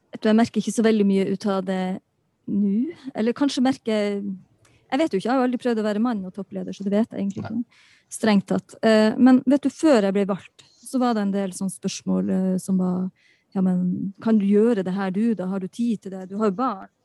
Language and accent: Norwegian; Balsfjord, Troms, Norway; jeg kommer fra Balsfjord, jeg kommer fra nord